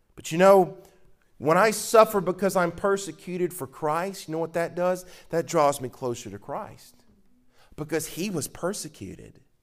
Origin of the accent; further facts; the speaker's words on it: Mississippi, United States; I'm from Mississippi